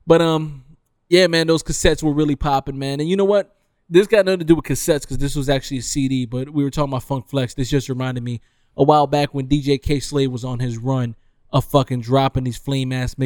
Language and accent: English; Detroit, Michigan, United States; Growing up in Detroit